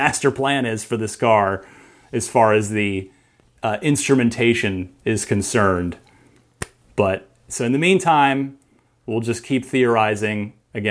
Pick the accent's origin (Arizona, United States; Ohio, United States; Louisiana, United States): Arizona, United States; Phoenix; also born or lived in New Jersey; I'm originally from New Jersey, but we moved to Arizona and when I was in grade school. So I was in, you know, the Phoenix area